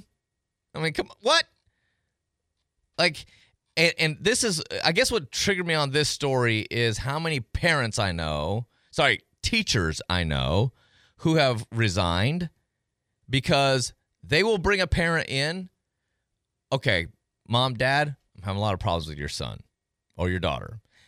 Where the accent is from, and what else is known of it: Madison County, Tennessee, United States; born or raised there; now in Pensacola, United States